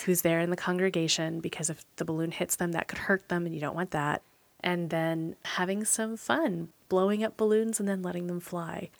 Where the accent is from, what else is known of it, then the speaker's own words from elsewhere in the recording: Portland, United States; North American Portland folks